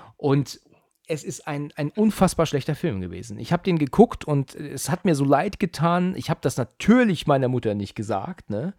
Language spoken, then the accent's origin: German; Germany; bei uns in Deutschland